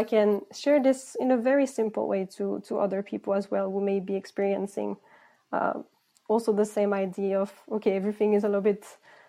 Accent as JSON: {"language": "English", "country": "Philippines", "tie": "born or raised there", "also_born_or_lived": "France / Greece / Canada / United States", "said": "I'm originally from France, but actually I grew up in the Philippines and Greece, and then I lived and worked in Canada, the United States, and Sweden as well."}